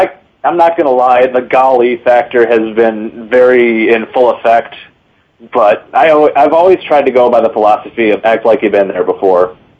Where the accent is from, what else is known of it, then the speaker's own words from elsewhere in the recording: Michigan, United States; you knew that I was coming from Michigan myself